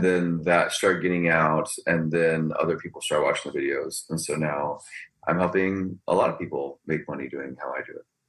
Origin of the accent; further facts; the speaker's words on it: Texas, United States; also born or lived in California / Houston; I was born in California, but I was pretty much raised in Texas